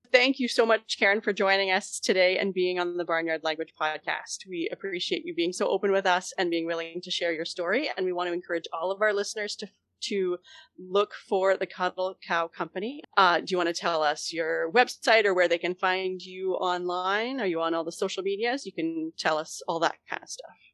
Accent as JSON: {"language": "English", "country": "Canada", "said": "as the Canadian co-host"}